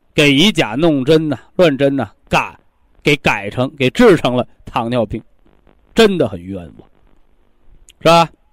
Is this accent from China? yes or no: yes; China; 作为一个中国人